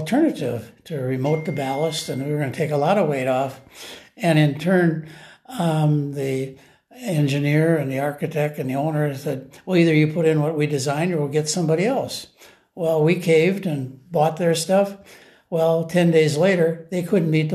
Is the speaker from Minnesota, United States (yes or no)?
yes; Cologne, Minnesota, United States; I was born in a farmhouse 3 miles south of Cologne in 1941.